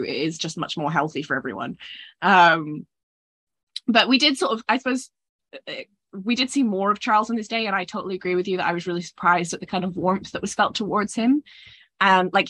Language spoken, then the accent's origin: English; Scotland, United Kingdom; I'm Scottish